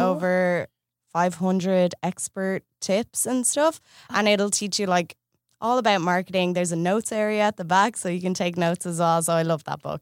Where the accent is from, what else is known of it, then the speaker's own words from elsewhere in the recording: Ireland; moved away as an adult; I moved here from Ireland nine months ago